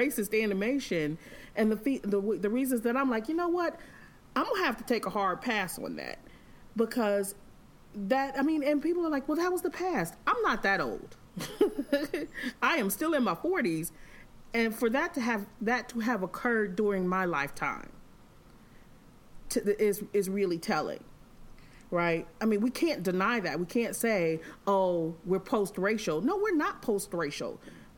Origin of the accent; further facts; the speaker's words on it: the North, United States; I'm from the North. My mother's a medical professional. So we had friends of all races